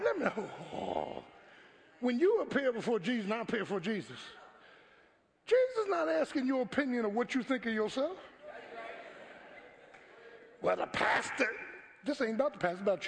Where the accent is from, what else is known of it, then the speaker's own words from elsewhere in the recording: Philadelphia, Pennsylvania, United States; I grew up in South Philly